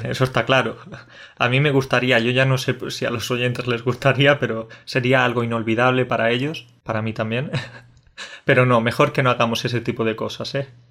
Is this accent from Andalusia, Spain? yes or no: yes; Jaén, Andalusia, Spain; also born or lived in Catalonia / Córdoba; Jaén es un, es un territorio de interior, que es de donde yo vengo. En realidad siempre digo que soy de Córdoba, pero lo digo de forma un poco tramposa porque soy de Jaén